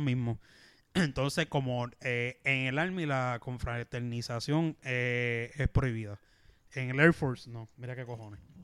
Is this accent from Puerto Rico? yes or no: yes; Puerto Rico; Como éramos puertorriqueños